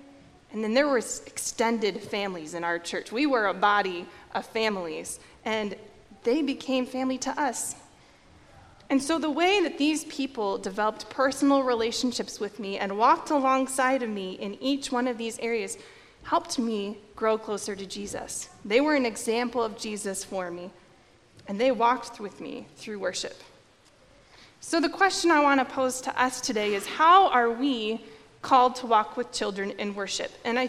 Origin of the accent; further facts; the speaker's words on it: Norwalk, Iowa, United States; So I grew up in Norwalk, Iowa. I went to New Life Lutheran Church there, and I was born there, baptized there, confirmed there. I graduated from there, so I spent my entire childhood and youth